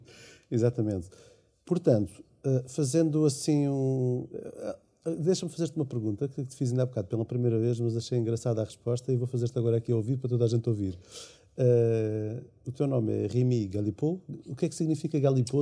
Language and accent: Portuguese; Portugal; sou português